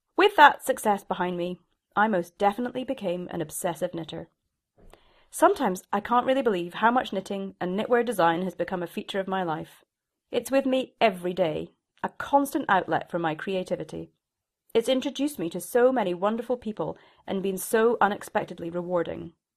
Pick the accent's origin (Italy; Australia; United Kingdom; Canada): United Kingdom; Shetland, Scotland; moved away; I was from Shetland. My mother had been a knitwear designer